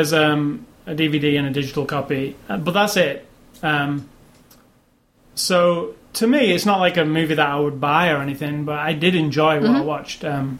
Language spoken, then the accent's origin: English; United Kingdom; because I'm British, and it's obviously a British at heart story.